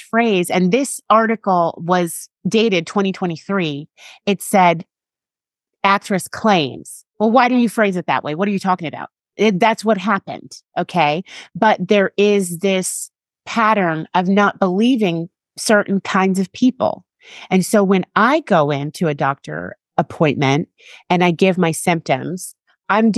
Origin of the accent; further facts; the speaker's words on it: United States; people constantly had trouble believing that I was from America